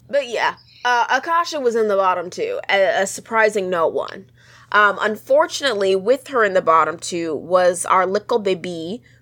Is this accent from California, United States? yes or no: yes; California, United States; I'm from California. I have fresh peaches. I go to the farmer's market.